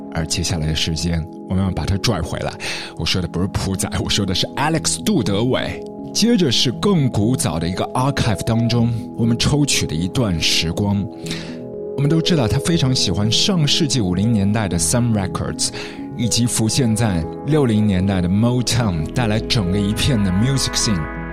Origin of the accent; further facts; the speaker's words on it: Shanghai, China; 在我们上海这里是九块八